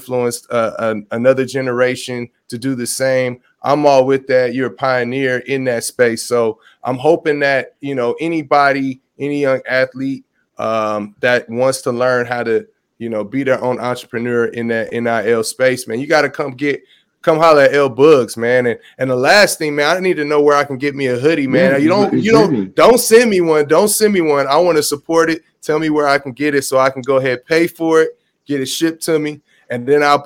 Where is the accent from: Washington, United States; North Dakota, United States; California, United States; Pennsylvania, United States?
California, United States; Los Angeles; now in Atlanta, United States; I'm from Los Angeles. I live in Atlanta, Georgia now.